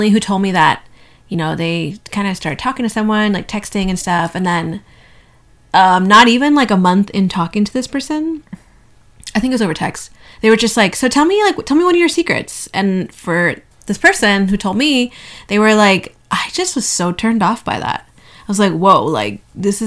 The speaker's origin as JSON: {"language": "English", "country": "Canada", "said": "in Canada, we have Thanksgiving in October"}